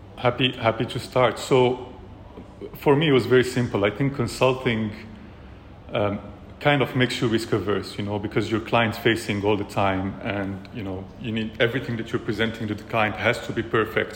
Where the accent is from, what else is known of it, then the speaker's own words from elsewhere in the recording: Morocco; also born or lived in France / China / California; now in Dubai, United Arab Emirates; I'm originally from Morocco as well, born and raised.